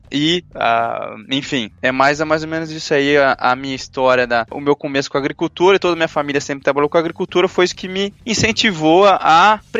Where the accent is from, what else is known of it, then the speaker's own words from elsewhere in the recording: northwest Paraná, Brazil; moved away as an adult; now in France; sou paranaense, do noroeste do Paraná, da Grande Autônia.